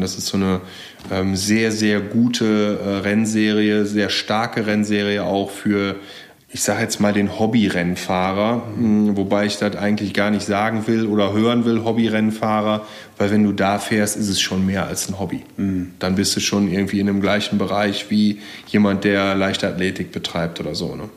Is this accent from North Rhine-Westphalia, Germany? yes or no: yes; Geldern, North Rhine-Westphalia, Germany; also born or lived in Jülich; now in Berlin, Germany; ich bin auch auf dem Land groß geworden, ja, erst in, in Geldern am wunderschönen Niederrhein